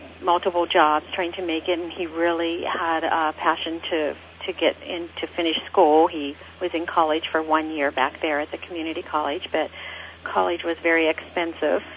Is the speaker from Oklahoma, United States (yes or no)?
no; Pittsburgh, Pennsylvania, United States; moved away as an adult; also born or lived in Orange County, California; We both were born and raised in Pittsburgh, Pennsylvania, and met in high school